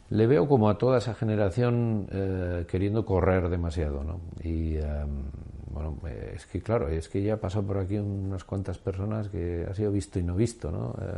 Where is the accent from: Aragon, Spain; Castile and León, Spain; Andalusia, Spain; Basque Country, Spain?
Basque Country, Spain; mi país